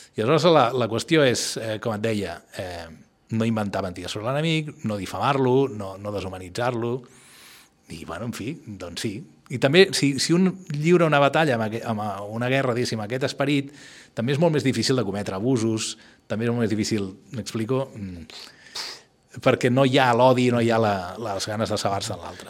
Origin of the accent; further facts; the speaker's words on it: Barcelona, Catalonia, Spain; jo, que sóc un barceloní eh, que viu aquí